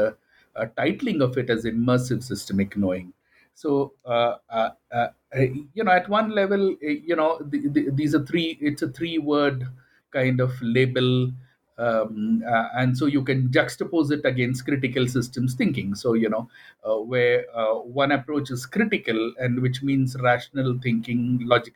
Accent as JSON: {"language": "English", "country": "India"}